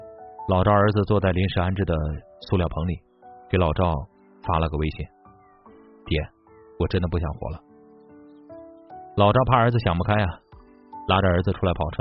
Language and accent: Chinese; Henan, China; 赵德宝是我们河南人，五十多岁，胡子拉碴的，爽朗健谈。